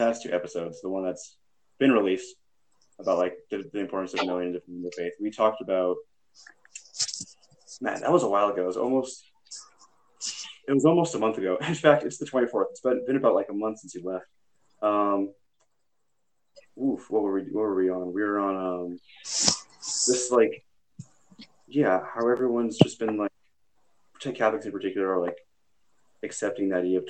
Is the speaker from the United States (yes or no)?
yes; San Francisco, California, United States; I was born in San Francisco. San Francisco proper.